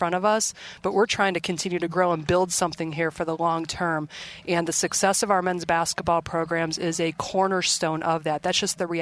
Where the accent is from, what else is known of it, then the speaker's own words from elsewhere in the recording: Indianapolis, Indiana, or Cleveland, Ohio, Midwest, United States; moved away as an adult; Indianapolis, Indiana, or Cleveland, Ohio, where I grew up